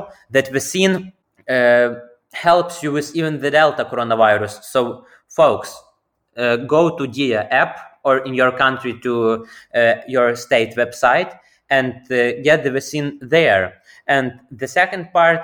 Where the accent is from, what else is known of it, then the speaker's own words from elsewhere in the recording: Kolomyia, Ivano-Frankivsk Oblast, Ukraine; my hometown. For those folks who don't know, Коломия is the city